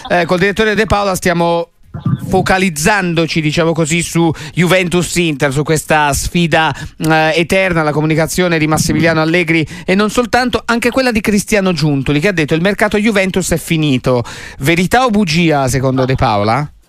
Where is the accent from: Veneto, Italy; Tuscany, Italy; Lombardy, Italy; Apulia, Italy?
Tuscany, Italy; noi da qua in studio, da Toscani